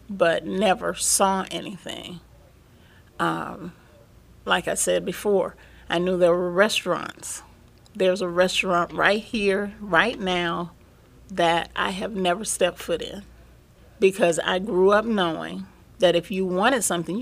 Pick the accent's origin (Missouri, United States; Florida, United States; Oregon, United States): Florida, United States; Plant City; Growing up in Plant City as a black child, we were very aware of segregation.